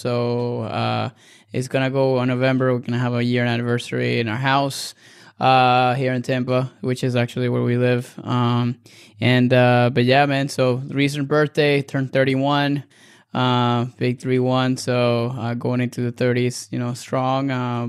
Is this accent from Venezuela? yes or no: yes; Caracas, Capital District, Venezuela; English is a second language; moved away as an adult; now in United States; I am Hispanic. So I grew up and I was born and raised in Venezuela. So I was born in 88 in Venezuela, in Caracas, Venezuela. So I moved to the U.S. in 2009.